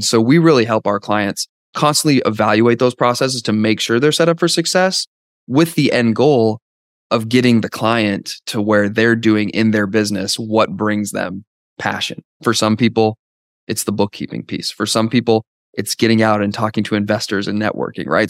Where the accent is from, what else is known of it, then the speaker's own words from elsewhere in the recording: Canada; now in Dallas, United States; I'm from Canada originally, now live in Dallas